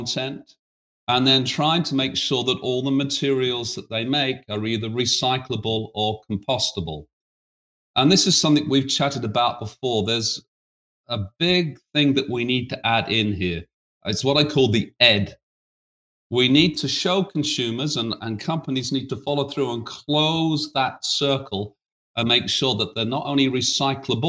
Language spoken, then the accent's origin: English; United Kingdom; accent: British; now in United States; as you can tell from my accent, I'm a Brit.